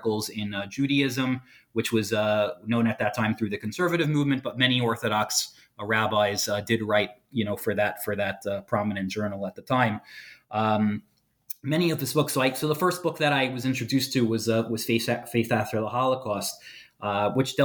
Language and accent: English; New York City, New York, United States; I grew up in Brooklyn, New York